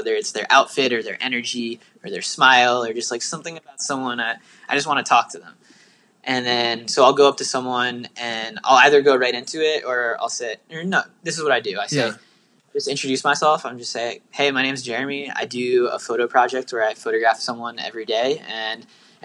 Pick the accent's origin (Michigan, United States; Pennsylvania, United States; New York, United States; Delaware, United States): Pennsylvania, United States; Bethlehem; moved away; I was back at my hometown in Bethlehem, Pennsylvania